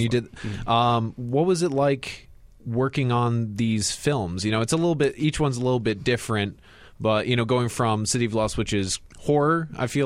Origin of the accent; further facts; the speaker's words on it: Northwest Indiana, United States; now in Chicago, United States; I'm from Northwest Indiana